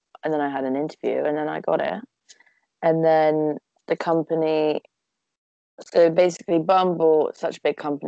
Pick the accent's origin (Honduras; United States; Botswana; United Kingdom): United Kingdom; Cheltenham, South West England; also born or lived in Nottingham; I've lived in Cheltenham since I was born.